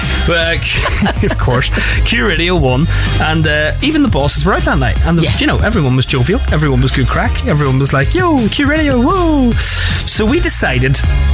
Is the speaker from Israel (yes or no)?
no; Belfast, Northern Ireland, United Kingdom; I'm from Belfast